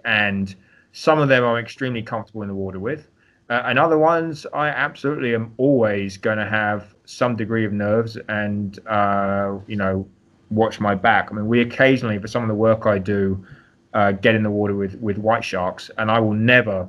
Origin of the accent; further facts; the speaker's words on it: London, United Kingdom; also born or lived in Greece / St Andrews, Scotland / California / Hawaii; now in United States; I'm actually originally from London, so London born and raised.